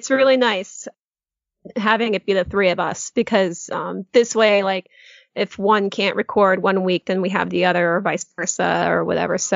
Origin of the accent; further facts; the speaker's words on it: Connecticut, United States; moved away as an adult; also born or lived in Bangor, Maine; now in Orlando, United States; Yeah, Connecticut. I'm originally from New England, so oh. uh, Connecticut technically. Um, however, I did move from Maine because I was uh, I went to school in Maine in Bangor